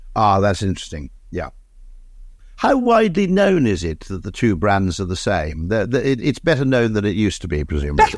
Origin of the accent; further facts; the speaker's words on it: Monmouth, Wales, United Kingdom; I grew up in Monmouth